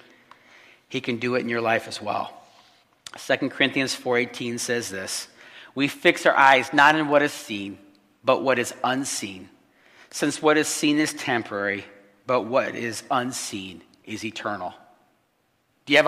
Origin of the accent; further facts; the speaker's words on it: Illinois, United States; moved away; also born or lived in Chicago; Here we are, three people that were actually born and raised in Illinois